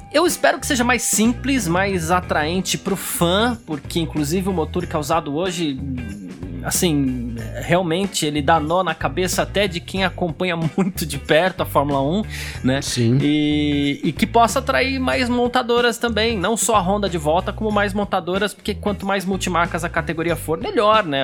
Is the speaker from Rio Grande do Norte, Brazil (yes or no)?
no; São Paulo, Brazil; eu cresci no bairro italiano em São Paulo